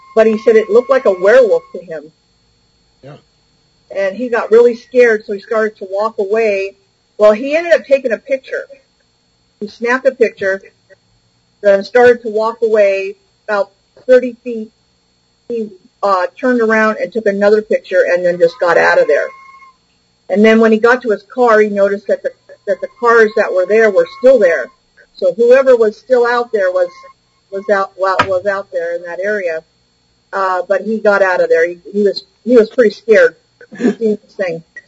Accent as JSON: {"language": "English", "area": "Bay Area", "region": "California", "country": "United States", "tie": "born or raised there", "said": "I was raised in the Bay Area"}